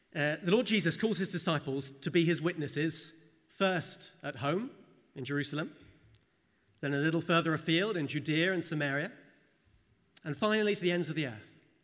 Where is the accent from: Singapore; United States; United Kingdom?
United Kingdom; England; moved away as an adult; now in Saint-Étienne, France; I'm English in origin, so is my wife